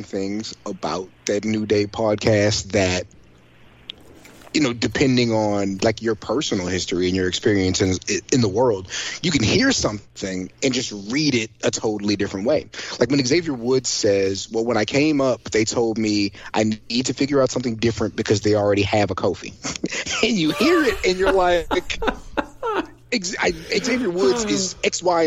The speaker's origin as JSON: {"language": "English", "region": "Southern Maryland", "country": "United States", "said": "I'm from Southern Maryland"}